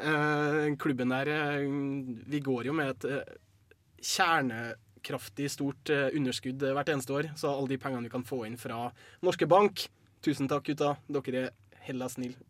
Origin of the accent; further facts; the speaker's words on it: Trøndelag, Norway; moved away; also born or lived in Bærum; ja jeg er trønder.